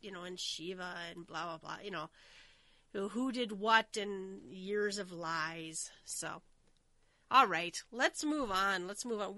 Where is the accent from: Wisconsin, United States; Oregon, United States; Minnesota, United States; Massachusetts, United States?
Minnesota, United States; I'm from Minnesota. We have, like, the Winter Carnival